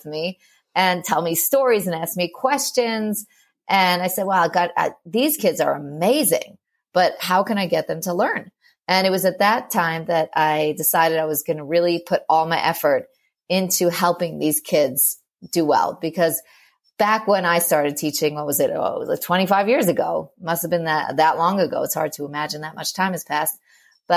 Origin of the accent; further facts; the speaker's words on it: New York, United States; moved away as an adult; also born or lived in Moscow, Russia; now in Israel; I'm from New York, and we lived in Moscow for a couple of years and now in Israel.